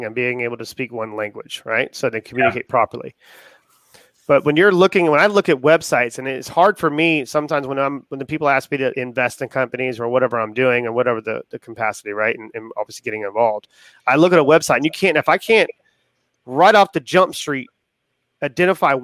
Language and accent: English; Charleston, South Carolina, United States; I'm from Charleston